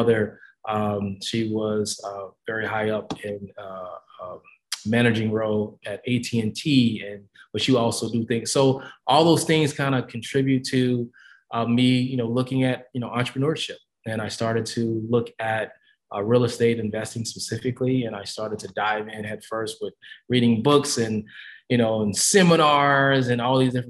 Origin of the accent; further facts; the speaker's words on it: Kansas City, Missouri, United States; I grew up in Midwest, Kansas City, always rep, moved away, come back